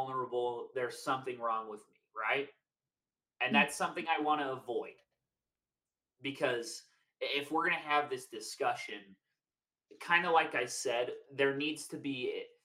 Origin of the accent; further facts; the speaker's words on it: Draper, Utah, United States; we grew up in Draper